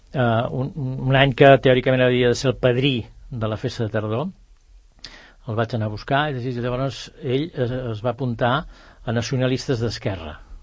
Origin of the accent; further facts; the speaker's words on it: Bellaterra, Catalonia, Spain; also born or lived in Barcelona / Ponts; jo tenia 6 o 7 anys, ara en tinc 72, i per tant, amb 6 o 7 anys em vam venir a viure aquí a, a, a Bellaterra.